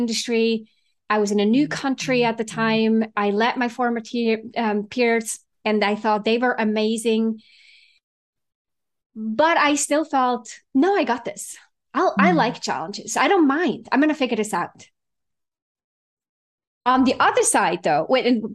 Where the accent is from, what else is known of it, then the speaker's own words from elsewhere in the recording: Switzerland; moved away as an adult; now in San Francisco, United States; I was actually born and raised in Switzerland and moved out here in my late 20s.